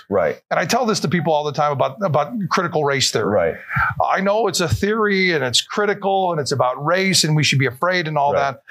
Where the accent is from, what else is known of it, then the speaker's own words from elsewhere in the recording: Panama; moved away; And I'm from Panama